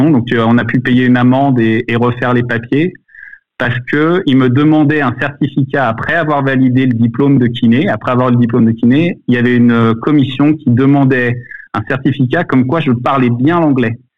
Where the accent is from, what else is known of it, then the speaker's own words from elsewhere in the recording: United States; que je suis américain.